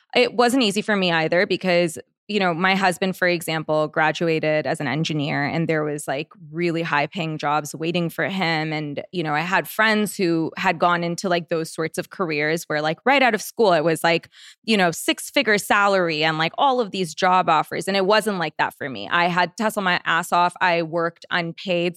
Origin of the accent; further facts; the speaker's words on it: Canada; moved away as an adult; now in Los Angeles, United States; I'm Canadian